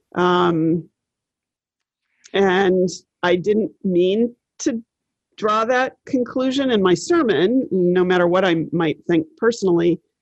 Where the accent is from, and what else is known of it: Maine, United States; moved away as an adult; also born or lived in Connecticut